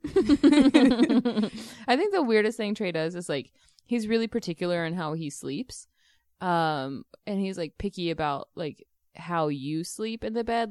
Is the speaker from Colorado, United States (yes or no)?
no; Texas, United States; I grew up in Texas